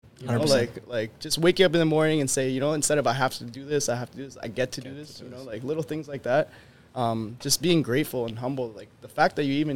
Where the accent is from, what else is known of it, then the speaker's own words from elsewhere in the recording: Winnipeg, Manitoba, Canada; we're coming from Winnipeg